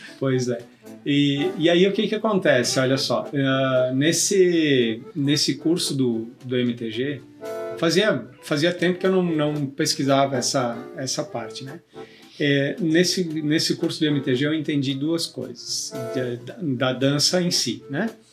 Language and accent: Portuguese; Rio Grande do Sul, Brazil; eu sou gaúcho